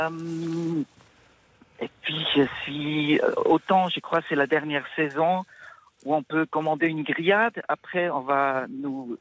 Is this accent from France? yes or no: no; Switzerland; je viens de la Suisse